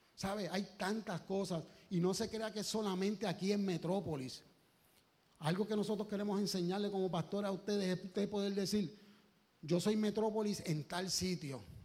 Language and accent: Spanish; Puerto Rico; como buen boricua, que somos con orgullo